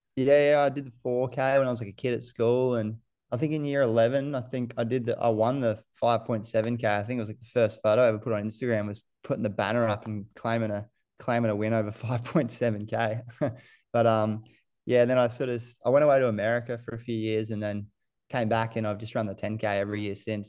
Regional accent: Gold Coast, Queensland, Australia; also born or lived in New Zealand; I moved here from New Zealand when we was, uh, I must have been seven, six or seven, and I went to Coomer Anglican College up the northern end of the coast, and I just went there all the way through to year twelve

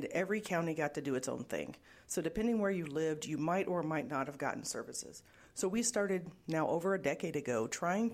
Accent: Illinois, United States; now in Iowa, United States; I grew up in Illinois

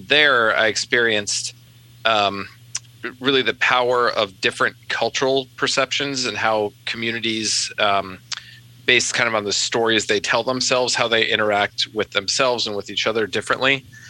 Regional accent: Western United States, United States; I grew up playing around on Western rivers.

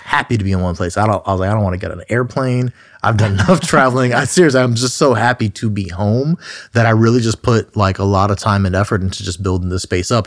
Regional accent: Southfield, Michigan, United States; I grew up in Southfield, Michigan, which is just a sur-, suburb right outside of Detroit

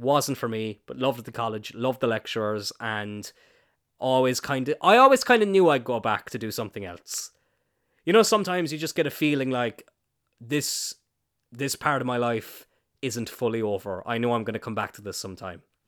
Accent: East Cork, Munster, Ireland; I'm from East Cork

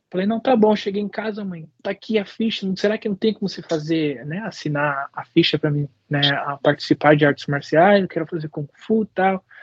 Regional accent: Brazil; moved away as an adult; now in United States; para os Estados Unidos, que eu vim para cá em 2011, em janeiro, mas nunca esqueça quem que você é e de onde você veio, né?

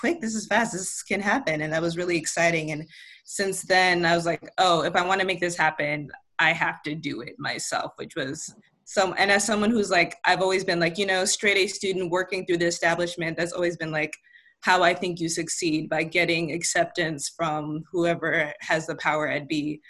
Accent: Albany, New York, United States; born there; also born or lived in Ghana; I was born in Albany, New York, moved around a lot, but I got to spend a chunk of like my teen years in Ghana, which was where I started writing and doing theater.

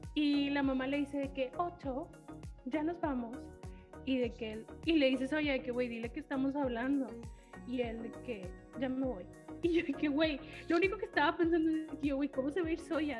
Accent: Mexico; en nuestra cultura mexicana

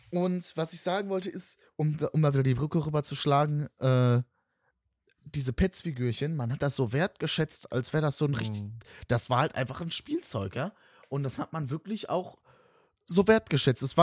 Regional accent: West Germany, Germany; ich komme ja aus dem Westen

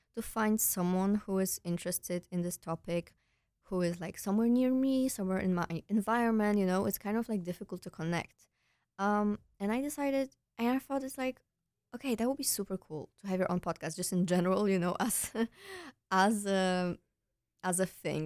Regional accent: Poland; moved away as an adult; also born or lived in Netherlands; now in Breda, Netherlands; I'm originally from Poland, but I came here for my studies two years ago

